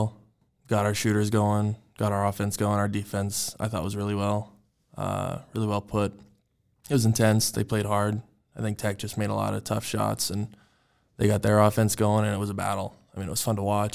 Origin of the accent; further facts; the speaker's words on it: Helena, Montana, United States; I'm from Helena, Montana, born and raised